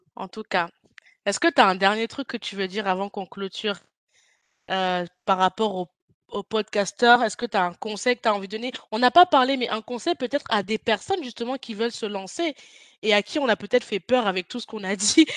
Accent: France; toi et moi, on vient de France

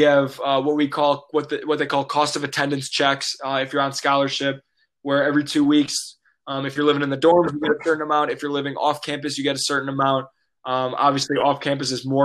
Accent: Chicago, Illinois, United States; I'm from Chicago, big Bulls fan

